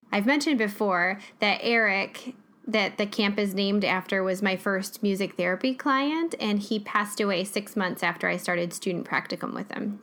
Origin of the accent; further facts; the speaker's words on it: Jackson, United States; my hometown